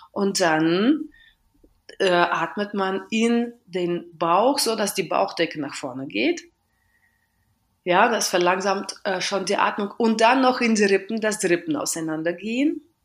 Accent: Western Russia, Russia; German is a second language; now in Berlin, Germany; ich komme aus Westrussland

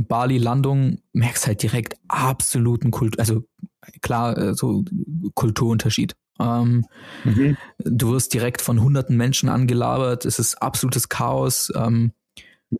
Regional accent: Germany; bei uns in Deutschland

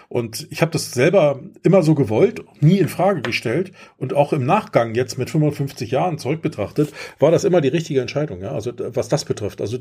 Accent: Germany; Also ich bin in der DDR groß geworden.

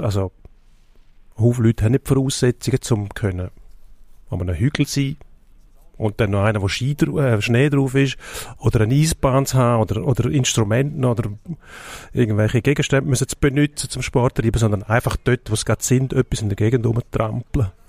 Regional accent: Switzerland; Jetzt, jetzt sind wir Schweizer

